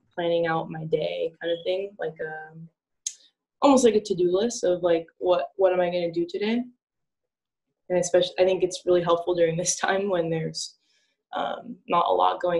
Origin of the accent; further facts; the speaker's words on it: Northern California, United States; moved away; I was from Northern California, right? Like there's no beaches there